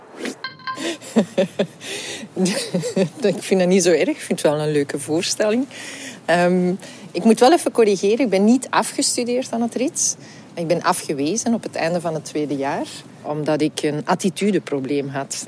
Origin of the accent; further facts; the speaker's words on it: Antwerp, Flanders, Belgium; Ik kom ook uit Antwerpen